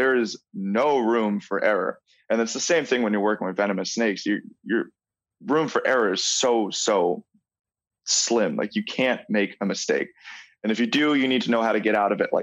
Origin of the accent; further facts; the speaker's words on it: Long Island, New York, United States; So I grew up in New York and in Long Island, New York, which is an amazing place for reptiles